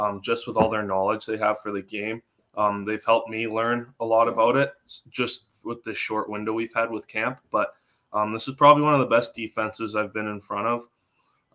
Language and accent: English; Victoria, British Columbia, Canada; I grew up in Victoria, BC, up in Canada